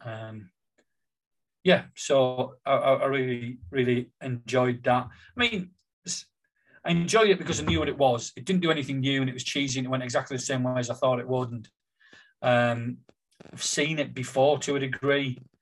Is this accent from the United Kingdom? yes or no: yes; Billingham, North East England, United Kingdom; growing up in Billingham, being totally unaware